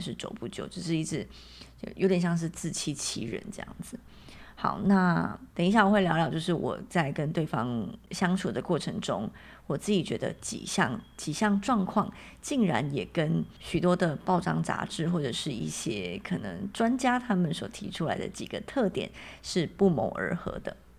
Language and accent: Chinese; Taiwan; 我是台湾人嘛，那我又是乡下小孩